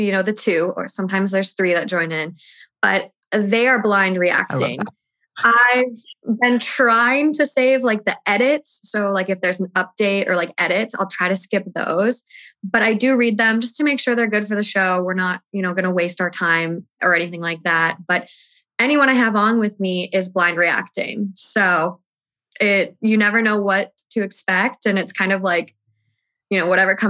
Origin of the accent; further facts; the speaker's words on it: Minnesota, United States; moved away as an adult; now in Los Angeles, United States; I'm from Minnesota